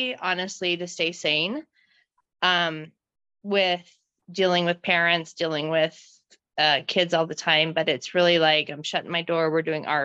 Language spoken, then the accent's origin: English; Wyoming, United States; moved away as an adult; also born or lived in St. George, Utah; I grew up in Wyoming